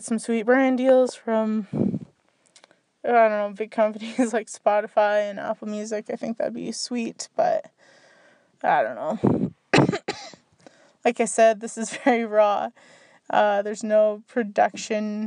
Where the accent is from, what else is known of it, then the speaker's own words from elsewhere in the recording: Canada; I'm from Canada